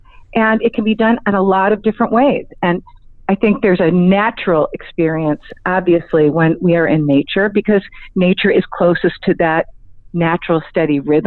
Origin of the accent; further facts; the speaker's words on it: Cleveland, Ohio, United States; also born or lived in Arizona; now in Los Angeles, United States; I grew up in Cleveland, Ohio.